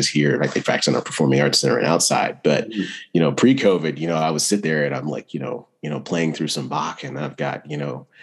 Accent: Greenville, North Carolina, United States; I actually grew up in Greenville, North Carolina

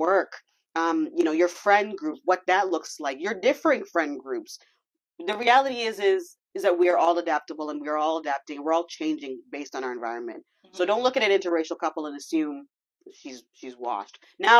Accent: Brampton, Ontario, Canada; accent: Toronto slang; we grew up in Brampton

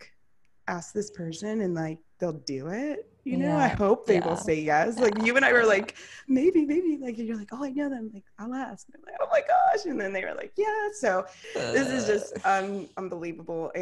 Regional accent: Atlanta, Georgia, United States; I'm from Atlanta.

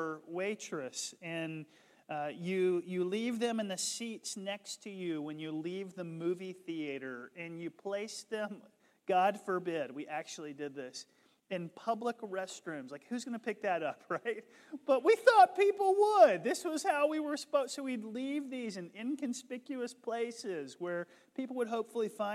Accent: the South, United States; I grew up in the South

